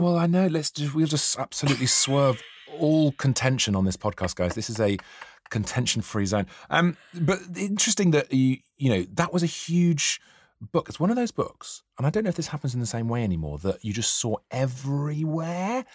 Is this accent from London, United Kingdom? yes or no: no; near Tintern Abbey, Wales, United Kingdom; I grew up near Tintin Abbey